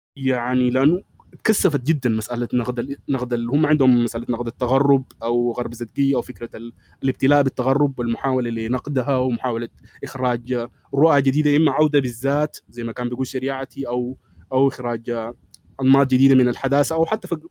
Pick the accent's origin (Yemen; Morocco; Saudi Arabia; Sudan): Sudan; عندنا في السودان